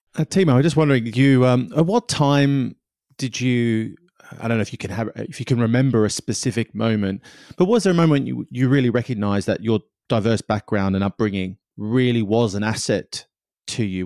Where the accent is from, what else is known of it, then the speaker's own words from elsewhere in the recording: Australia; now in England, United Kingdom; i'm australian my my wife's swedish you know we live in england